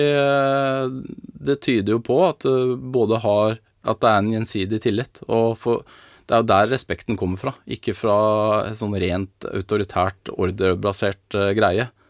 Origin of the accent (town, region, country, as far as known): Norway